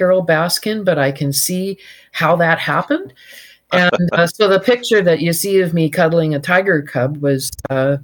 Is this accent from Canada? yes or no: yes; Victoria, British Columbia, Canada; But I grew up in Victoria